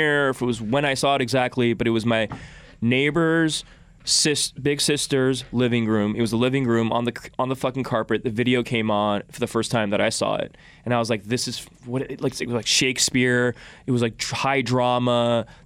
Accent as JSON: {"language": "English", "town": "Los Angeles", "region": "California", "country": "United States", "tie": "born or raised there", "said": "I'm born and raised in Los Angeles"}